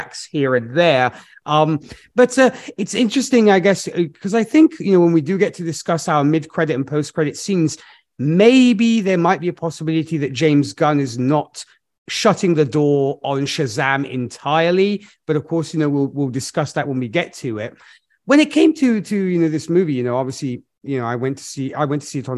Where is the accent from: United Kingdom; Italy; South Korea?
Italy; Milan, Lombardy; Milan, my hometown